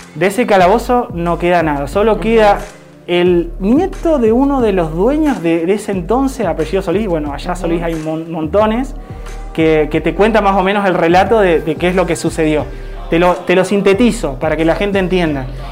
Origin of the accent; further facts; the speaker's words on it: Esquel, Chubut, Argentina; also born or lived in Corrientes, Argentina; now in Tecka, Argentina; Actualmente vivo en Teca, nací en Esquel, tengo 36 años. Viví mucho tiempo en el norte, 12 años viví en Corrientes